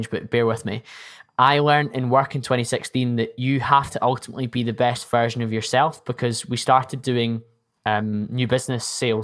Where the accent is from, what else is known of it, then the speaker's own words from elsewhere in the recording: Scotland, United Kingdom; I'm Scottish